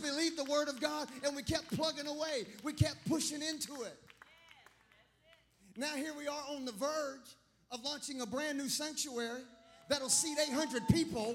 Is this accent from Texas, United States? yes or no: no; Clemson, South Carolina, United States; I grew up in Clemson. I was born at the Clemson Hospital back when they delivered babies.